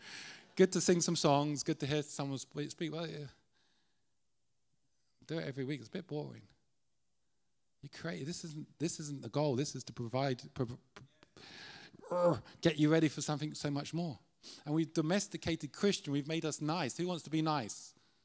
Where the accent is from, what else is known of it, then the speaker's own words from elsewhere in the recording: Ireland; We always love, as Irish, to go to the darkest places that no one wants to go.